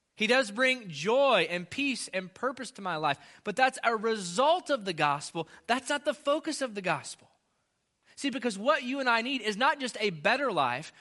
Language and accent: English; United States; as an American